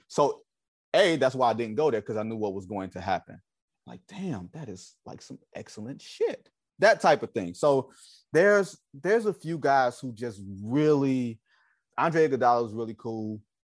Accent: Detroit, Michigan, United States; I'm from Detroit

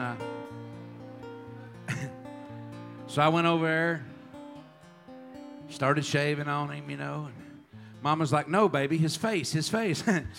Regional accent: Texas, United States; also born or lived in Oklahoma; I grew up in Texas, but we had moved to Oklahoma, and he was going to die in Oklahoma in Tulsa.

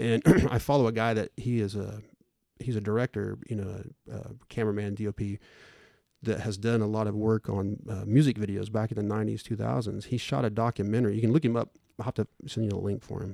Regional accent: Bartlesville, Oklahoma, United States; also born or lived in Claremore, Oklahoma; I was born in Claremore and basically grew up, lived in Bartlesville my whole life

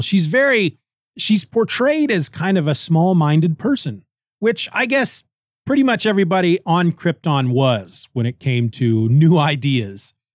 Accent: Kansas, United States; I grew up in Kansas. I've lived all my life in Kansas

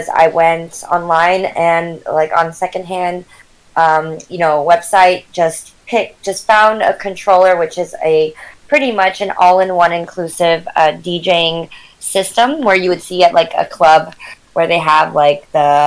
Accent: San Jose, California, United States; I'm from the Bay Area, born and raised in Northern California, in San Jose specifically

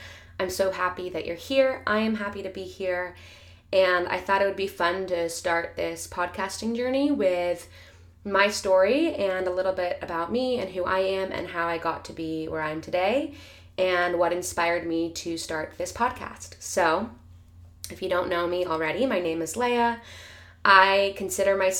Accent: Pennsylvania, United States; I was born in Pennsylvania to a Russian mother and an American father

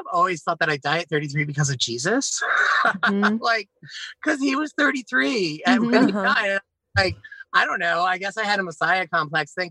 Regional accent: Pennsylvania, United States; moved away as an adult; now in South Carolina, United States; I went back to Philadelphia because it's where I was born. I grew up in like um, Bucks County and Montgomery

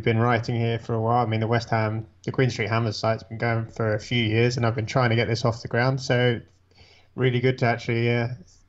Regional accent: Essex, near Billericay, East of England, United Kingdom; now in Melbourne, Australia; I'm from Essex. I grew up in a small village outside Billericay

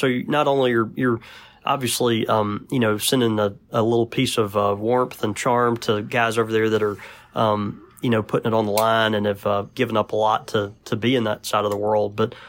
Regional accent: Mississippi, United States; from Mississippi, so my verbiage is not great anyway, but go ahead.

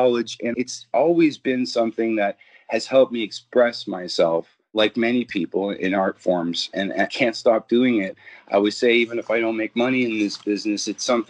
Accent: Ontario, Canada; I'm a Canadian, born, bred, and raised

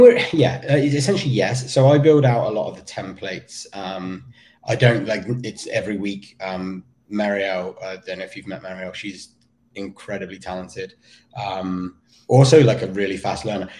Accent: Somerset, South West England, United Kingdom; also born or lived in Weston-super-Mare / Vermont; now in United States; I grew up in um, in Somerset.

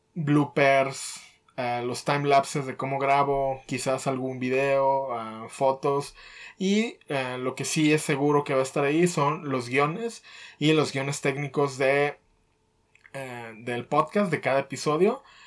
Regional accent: Mexico; nuestro territorio mexicano

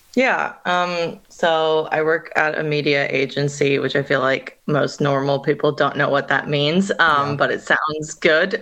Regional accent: Northern California, United States; moved away as an adult; also born or lived in New York; now in Australia; where I grew up in Northern California

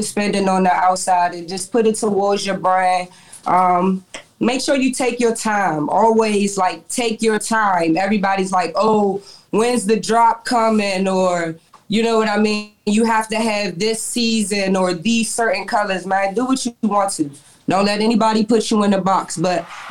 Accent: Washington, District of Columbia, United States; I'm originally from Washington, D.C., uptown. I graduated from Coolidge.

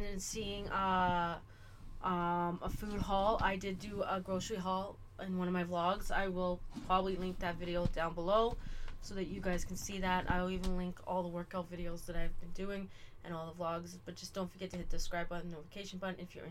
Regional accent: Canada; I'm Canadian

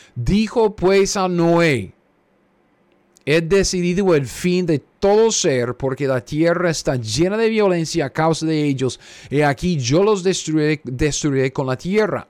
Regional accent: Costa Rica; now in United States; los llamamos ahí en, Costa Rica

